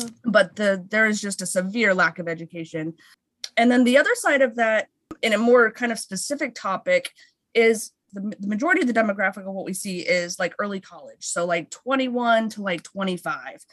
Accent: West Coast, United States; moved away as an adult; also born or lived in Philadelphia; now in New York, United States; we're both from the West Coast, my husband

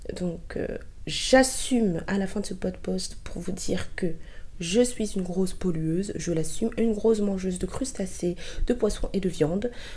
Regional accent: Côte d’Ivoire; moved away; je suis ivoirienne

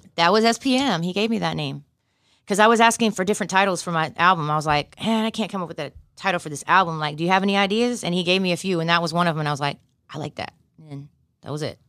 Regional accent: Fayetteville, North Carolina, United States; also born or lived in Durham, North Carolina / Los Angeles; now in Houston, United States; I was born in Durham, North Carolina, and I was raised in Fayetteville

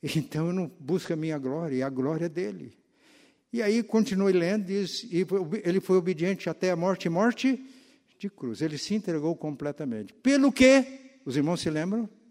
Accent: Minas Gerais, Brazil; moved away; mineiros lá da minha terra

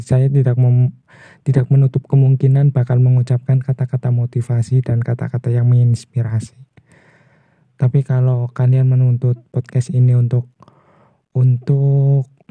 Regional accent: Purwokerto, Central Java, Indonesia; Saya asal dari Purwokerto

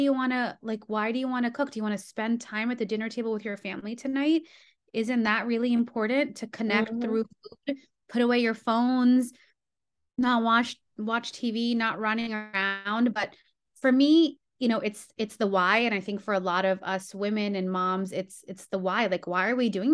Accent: San Juan, Puerto Rico; moved away; I grew up in Puerto Rico, in San Juan, Puerto Rico

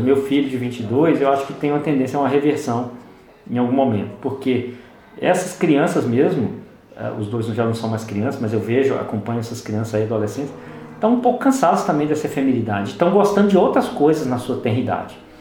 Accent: Belo Horizonte, Minas Gerais, Brazil; em Belo Horizonte, nós que somos daqui, atuamos aqui, Belo Horizonte, Minas Gerais

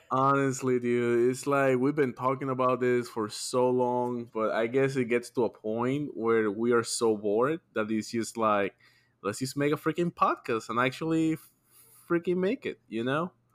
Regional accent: Atlanta, Georgia, United States; we're from Atlanta

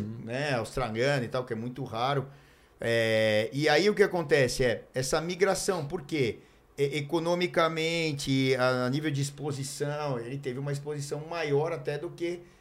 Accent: Mogi Mirim, São Paulo, Brazil; now in Santos, Brazil; Sou de Mojimirim

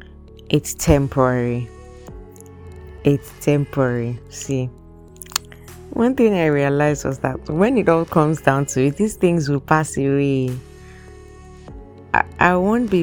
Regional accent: Nigeria; moved away as an adult; now in Canada; I'm Nigerian

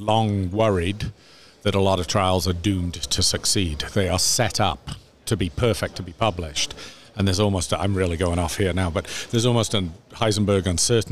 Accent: Canada; as your Canadian Commonwealth brethren

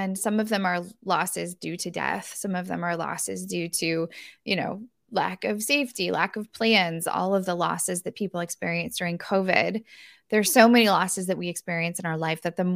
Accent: Northern California, United States; my hometown of Northern California

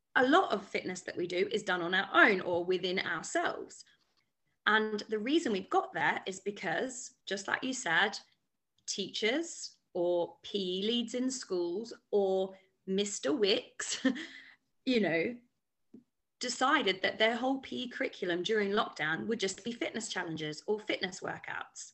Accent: Australia; moved away as an adult; now in London, United Kingdom; I am originally from Australia and I followed a boy over to London

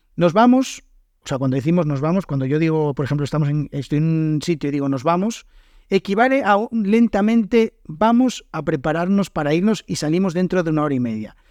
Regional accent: Spain; los españoles siempre llegamos tarde

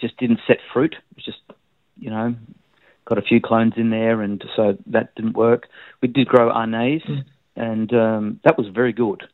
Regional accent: Melbourne, Victoria, Australia; now in Tasmania, Australia; I was born in Melbourne

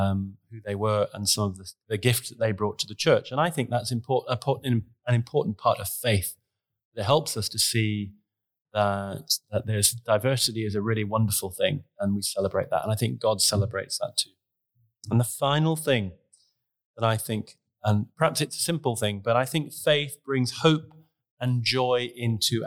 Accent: Queensland, Australia; moved away; I grew up in Australia, in Queensland

